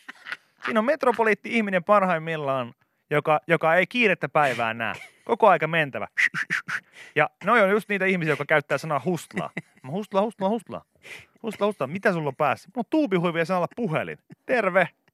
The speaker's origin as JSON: {"language": "Finnish", "town": "Pori", "region": "Satakunta", "country": "Finland", "said": "meillä Porissa puhuttiin niin kuin autoista"}